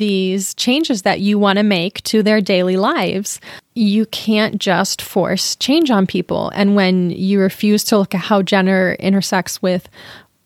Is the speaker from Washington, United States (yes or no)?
yes; Lakewood, Washington, United States; also born or lived in Queen Anne, Seattle; now in Seattle, United States; I grew up in Lakewood, just south of Tacoma